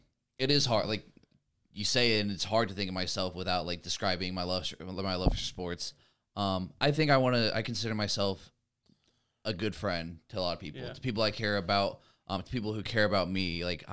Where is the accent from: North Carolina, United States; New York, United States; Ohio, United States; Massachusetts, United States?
Ohio, United States; also born or lived in Montana / Idaho / California; I moved to Ohio when I was in like fourth grade. I was born in Montana, moved to Idaho after I was like 3 years old. My dad joined the Air Force, lived in California for a year and moved to Ohio.